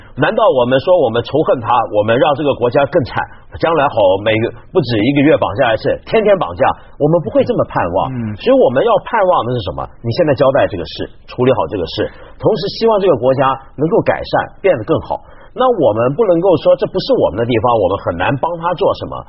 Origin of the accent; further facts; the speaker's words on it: Hong Kong; 菲律宾这个国家跟我们香港人感情很深的